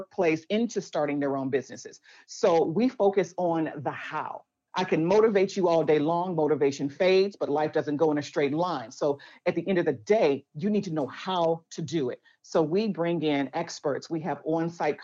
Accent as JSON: {"language": "English", "town": "Chicago", "region": "Illinois", "country": "United States", "tie": "born or raised there", "said": "I was born and raised in Chicago"}